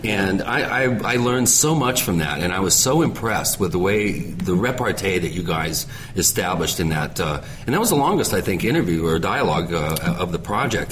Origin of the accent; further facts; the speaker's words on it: Washington, United States; I grew up in Washington State